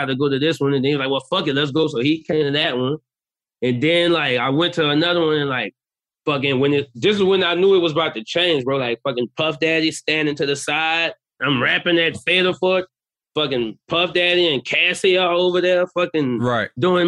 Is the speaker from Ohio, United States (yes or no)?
no; New Orleans, Louisiana, United States; I'm from New Orleans